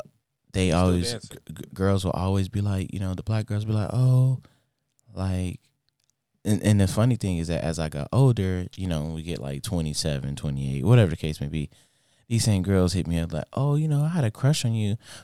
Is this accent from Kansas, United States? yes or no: no; Inglewood, California, United States; I grew up in Inglewood. Predominantly like Hispanic black neighborhood